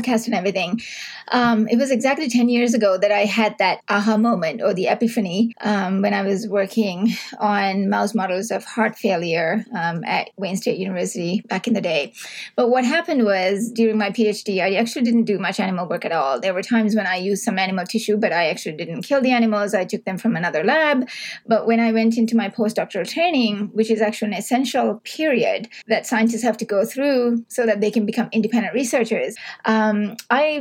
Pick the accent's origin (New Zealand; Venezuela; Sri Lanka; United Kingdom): Sri Lanka; now in Canada; I grew up in Sri Lanka.